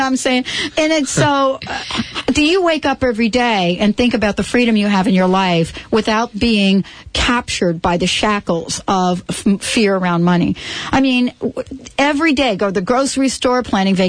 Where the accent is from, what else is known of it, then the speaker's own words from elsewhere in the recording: New York City, New York, United States; from the Bronx.